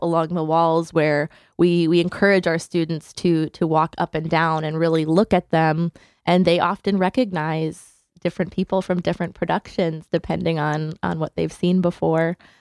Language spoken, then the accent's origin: English; Hamden, Connecticut, United States; I grew up in Hamden, Connecticut